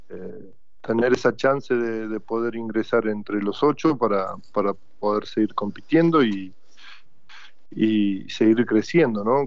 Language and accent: Spanish; Argentina; como argentino